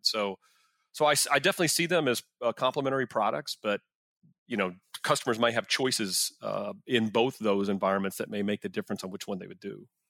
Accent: Arlington, Texas, United States; I grew up in Arlington where the stadium is.

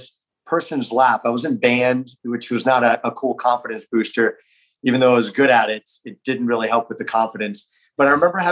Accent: South Florida, United States; I grew up in South Florida

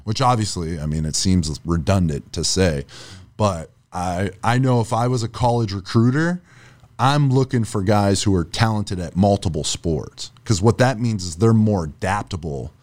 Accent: Erie, Pennsylvania, United States; now in Florida, United States; I'm from up north. I'm from Erie, Pennsylvania

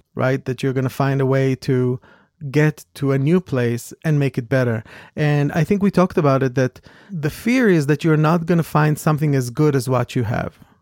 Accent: Israel; moved away as an adult; also born or lived in New York; I came from Israel. I came from a small, rather small town compared to New York.

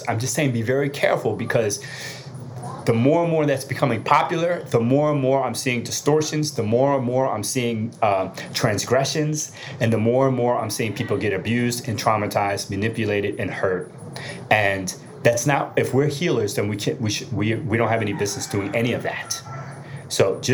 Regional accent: New Jersey, United States; I'm still from Jersey. I still got that street in me

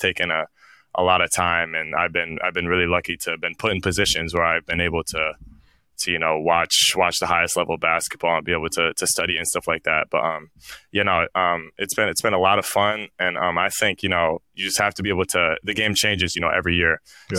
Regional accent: Illinois, United States; I'm from Illinois

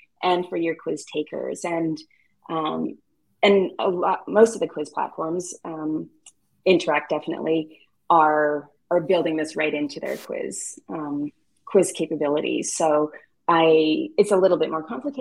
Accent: Canada; As a Canadian

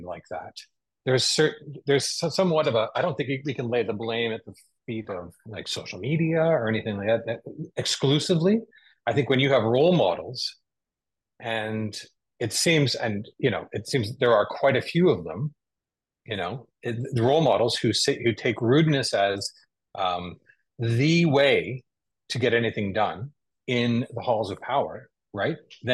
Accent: Canada; I'm a Canadian

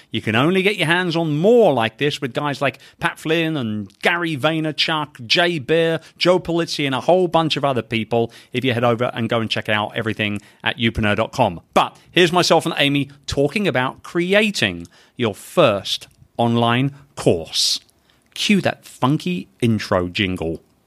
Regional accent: London, United Kingdom; my hometown of London, England

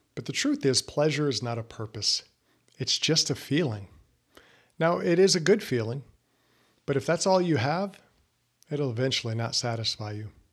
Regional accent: the South, United States; I grew up in the South

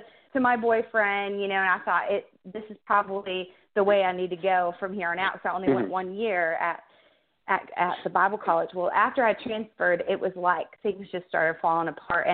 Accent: Michigan, United States; moved away; I'm from Michigan, actually, originally, and was born and raised there, went to college there

